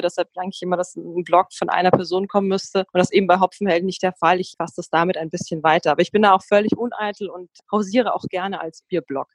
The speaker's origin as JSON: {"language": "German", "region": "Bavaria", "country": "Germany", "moved": "yes", "lives_now": "Berlin, Germany", "said": "Ich komme aus Bayern."}